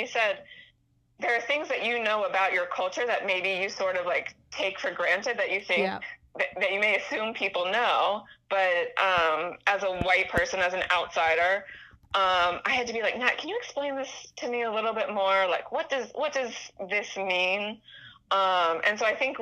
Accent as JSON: {"language": "English", "town": "Pittsburgh", "region": "Pennsylvania", "country": "United States", "tie": "born or raised there", "moved": "yes", "said": "I grew up in Pittsburgh"}